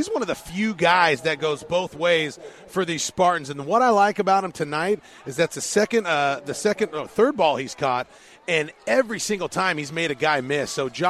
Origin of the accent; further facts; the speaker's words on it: Los Angeles, California, United States; moved away; I'm from the West Coast, Los Angeles. I've been in Long Beach.